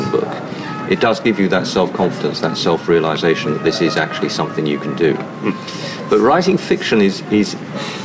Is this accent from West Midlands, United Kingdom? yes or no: no; London, United Kingdom; also born or lived in Norfolk; I grew up in North London